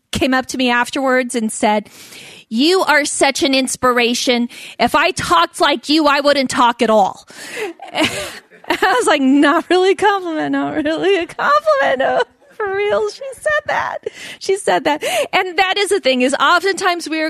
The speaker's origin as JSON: {"language": "English", "town": "Alameda", "region": "California", "country": "United States", "tie": "born or raised there", "also_born_or_lived": "San Leandro, California", "said": "I grew up in Alameda and in San Leandro"}